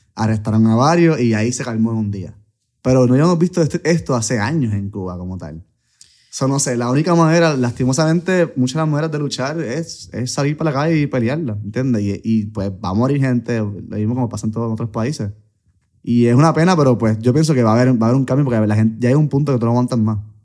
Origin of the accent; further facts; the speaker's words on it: Puerto Rico; soy de Puerto Rico